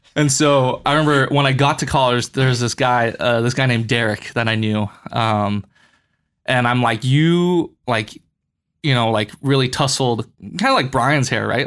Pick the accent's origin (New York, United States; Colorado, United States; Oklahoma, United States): Colorado, United States; Boulder; moved away as an adult; now in Los Angeles, United States; I'm originally from Colorado. I'm from Boulder